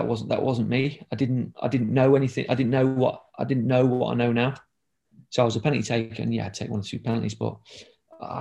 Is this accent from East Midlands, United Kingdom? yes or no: yes; Ilkeston, East Midlands, United Kingdom; because I'm from Derby, but I'm from Ilkeston